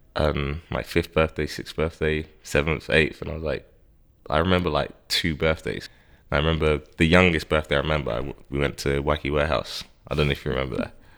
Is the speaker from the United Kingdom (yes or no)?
yes; Harrow, London, United Kingdom; I grew up in Harrow